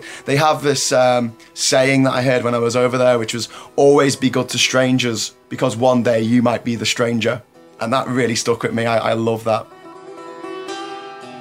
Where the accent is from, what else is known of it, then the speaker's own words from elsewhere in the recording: Liverpool, North West England, United Kingdom; now in Panama; I'm from Liverpool, England